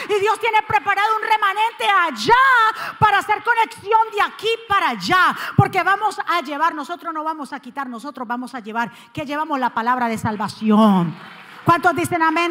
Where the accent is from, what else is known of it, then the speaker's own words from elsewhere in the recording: Cali, Valle del Cauca, Colombia; moved away; como decimos los caleños